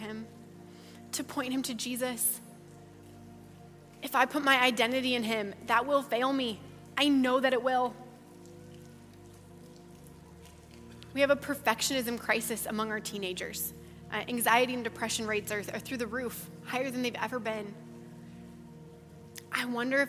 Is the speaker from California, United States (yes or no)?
no; Ankeny, Iowa, United States; I grew up in Ankeny, I grew up at Hope